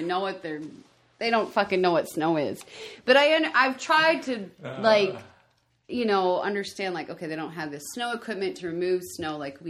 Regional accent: Michigan, United States; moved away as an adult; also born or lived in Colorado Springs, Colorado / Louisiana / Normal, Illinois; now in Tennessee, United States; And then before that, I lived in Louisiana. But I'm originally from Michigan. That's where I grew up, born and raised. But I moved from Michigan to Colorado Springs to Louisiana to Illinois.

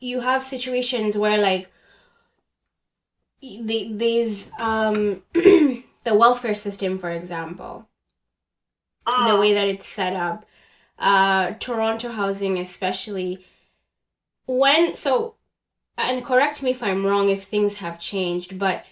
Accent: Uganda; born or raised there; moved away as an adult; now in Canada

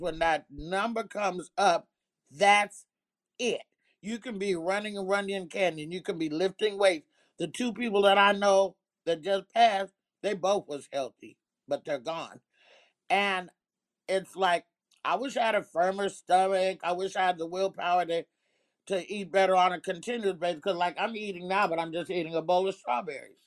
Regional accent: Oakland, California, United States; also born or lived in Arkansas; being in them streets in Oakland

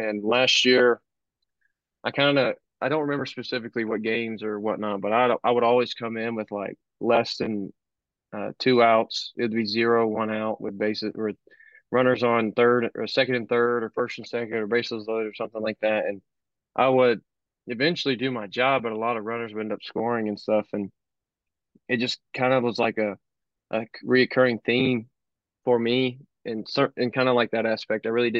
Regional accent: Cabot, Arkansas, United States; Oh yeah.

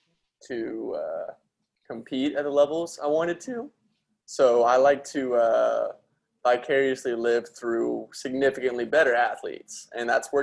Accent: Dallas, Texas, United States; I grew up in Dallas.

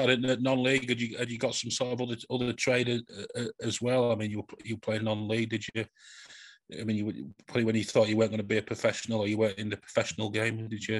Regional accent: Doncaster, Yorkshire and the Humber, United Kingdom; from one Doncaster lad to another.

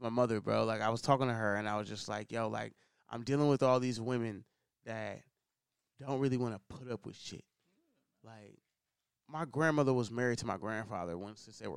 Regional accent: Oakland, California, United States; I'm from Oakland

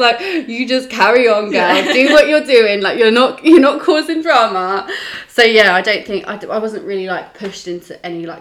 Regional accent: Wokingham, South East England, United Kingdom; I'm from Wokingham. But yeah, I went to a all-girls school in Wokingham

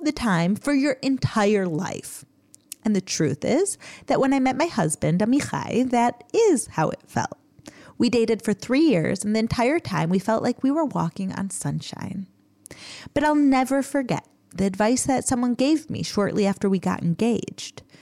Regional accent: United States; Growing up in America

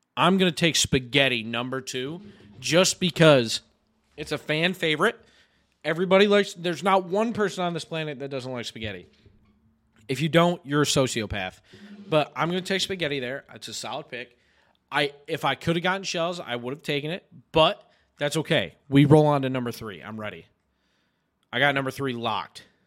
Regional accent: New York, United States

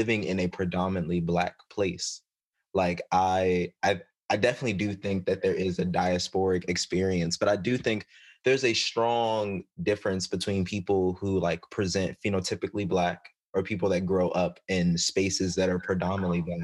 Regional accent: Maryland, United States; I grew up in Maryland

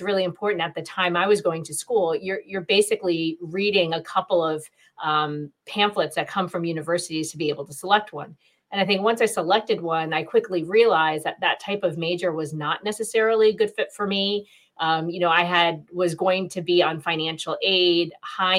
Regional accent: New Jersey, United States; I was born in New Jersey. My parents immigrated here from India. And so I'm a first generation American

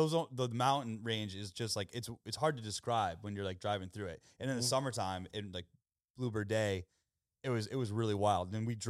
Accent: United States; I'm an American.

